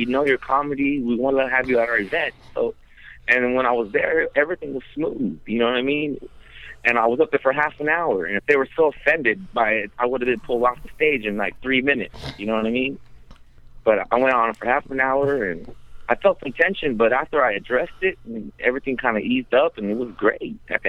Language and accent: English; California, United States; Cali, right? So we're spoiled with it.